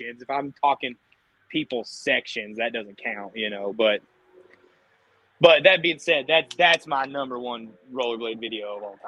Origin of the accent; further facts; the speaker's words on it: Kentucky, United States; I was born and raised in Kentucky